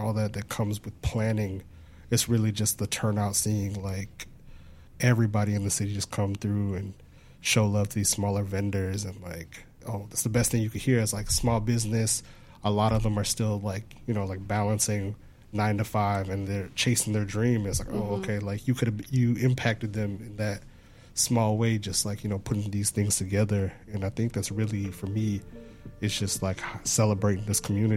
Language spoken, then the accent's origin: English; Houston, Texas, United States; born and raised here in Houston, Texas